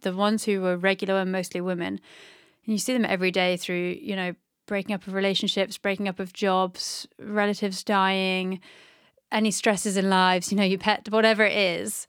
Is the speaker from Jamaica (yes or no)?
no; North Devon, South West England, United Kingdom; I grew up in North De-, Devon by the sea